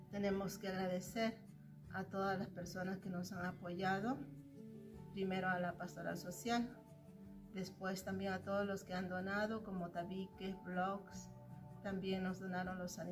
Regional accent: Peru; misionera peruana de la comunidad misionera de Villarregia

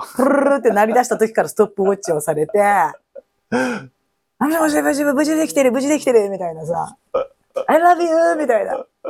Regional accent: Japan; 日本語を喋ってて、日本で生活してて、日本人と思ってる

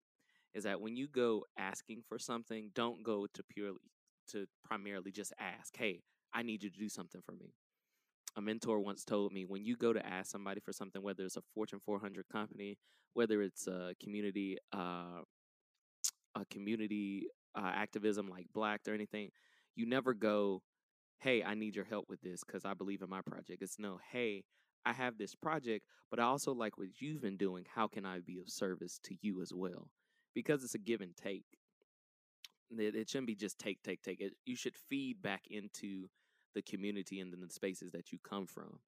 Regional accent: Atlanta, Georgia, United States; I grew up in the West End area of Atlanta

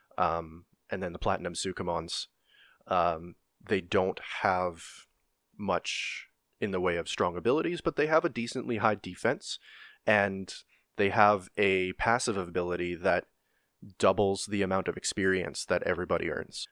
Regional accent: Canada; I'm Canadian

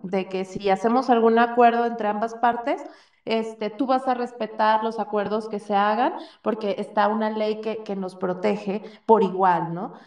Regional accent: Mexico; como mexicanos

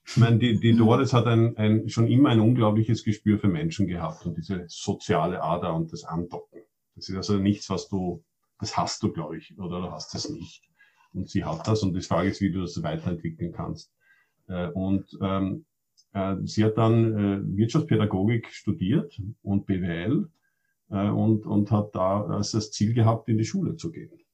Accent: Austria; ich bin Österreicher, aber Schwedisch, wenn ich will, schalte ich um und bin Schwede

